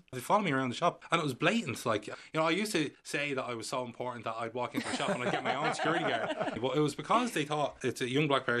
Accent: Dublin, Leinster, Ireland; I'm from Tala, I'm from Ireland.

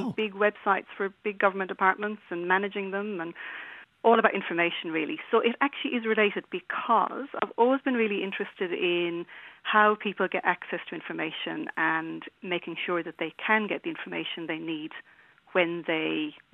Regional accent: Trim, County Meath, Ireland; moved away as an adult; now in Adelaide, Australia; Originally from Trim, County Meath

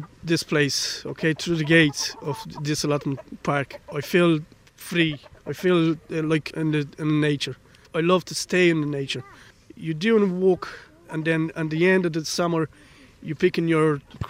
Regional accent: Romania

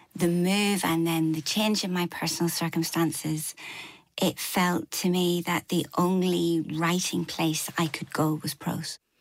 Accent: Northern Ireland, United Kingdom; moved away as an adult; now in Newcastle upon Tyne, United Kingdom; I had my whole kind of Irish grandparents on the Falls Road in Belfast

